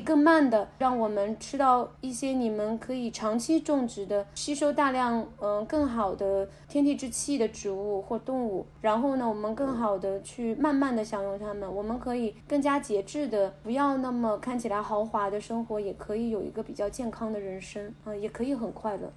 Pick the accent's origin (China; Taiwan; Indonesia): China; 像我们中国柿子那样甘甜